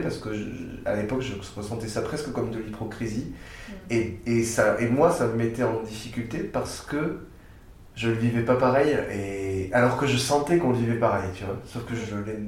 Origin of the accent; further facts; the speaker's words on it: Castres, Occitania, France; also born or lived in Geneva; now in Montpellier, France; je suis né à Castres, dans le Tarn, près de Toulouse